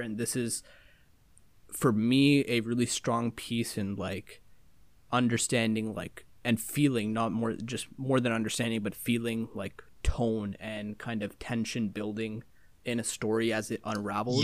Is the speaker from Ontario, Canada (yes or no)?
yes; Toronto, Ontario, Canada; my hometown of Toronto